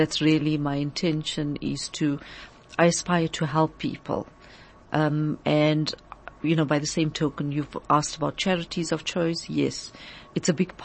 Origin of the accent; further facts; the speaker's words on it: South Africa; as South African citizens and global citizens